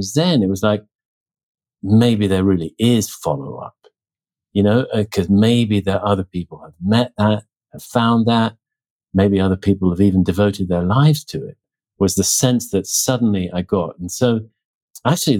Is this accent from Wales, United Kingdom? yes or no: no; Oxford, South East England, United Kingdom; moved away; also born or lived in New Mexico; I was back in my hometown, Oxford, England, at the time.